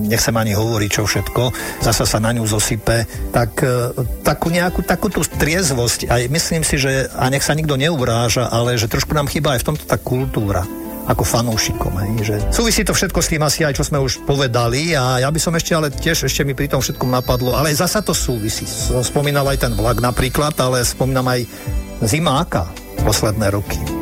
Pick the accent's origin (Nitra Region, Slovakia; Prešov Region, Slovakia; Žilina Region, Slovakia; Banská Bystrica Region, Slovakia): Nitra Region, Slovakia; ja keď si spomeniem na svoje detstvo a e, svoje Vianoce a svoju zimu, tak to bývali a sme vyrastali pri Nitre Hej, takže mm, a tam bývali záveje po, minimálne po kolena.